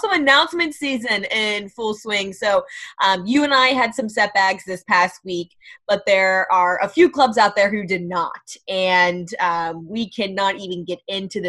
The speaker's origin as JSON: {"language": "English", "town": "Cincinnati", "region": "Ohio", "country": "United States", "tie": "born or raised there", "also_born_or_lived": "Athens, Ohio"}